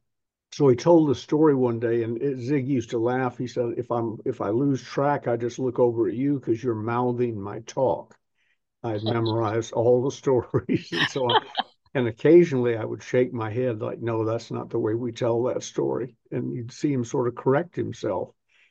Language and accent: English; the South, United States; accent: Southern; when I decided I was going to train away my Southern accent, which I think I've done to a degree